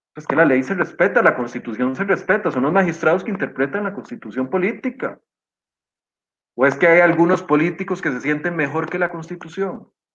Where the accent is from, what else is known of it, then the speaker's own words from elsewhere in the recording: Costa Rica; como costarricense